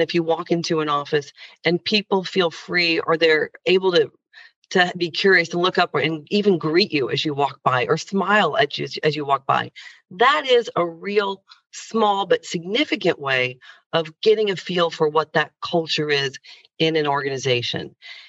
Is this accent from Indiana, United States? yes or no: yes; Indiana, United States; But growing up in Indiana, as a young girl who actually wanted to, at the time in the early 80s when I was growing up